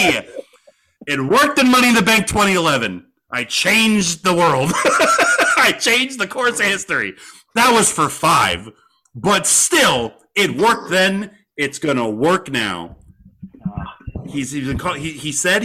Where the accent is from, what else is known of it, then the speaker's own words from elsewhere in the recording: Cleveland, Ohio, United States; I'm from Cleveland